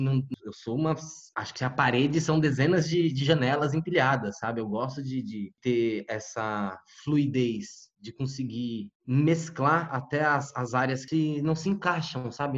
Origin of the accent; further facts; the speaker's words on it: Guarulhos, São Paulo, Brazil; Eu cresci, nasci e cresci em Guarulhos